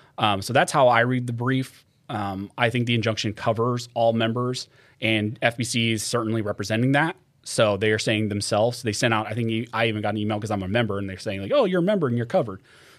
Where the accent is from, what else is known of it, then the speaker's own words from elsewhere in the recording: California, United States; I think just growing up in California, it has to be …, just like what I listen to.